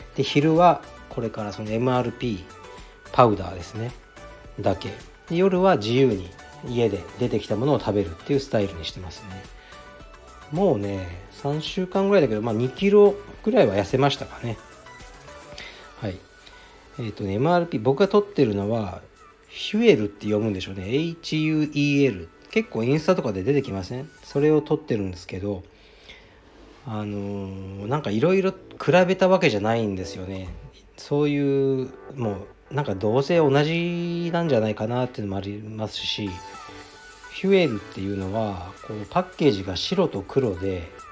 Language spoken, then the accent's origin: Japanese; Fukuoka, Japan; also born or lived in Nishi-Azabu, Tokyo; now in Tokyo, Japan; 福岡出身ですね、僕は。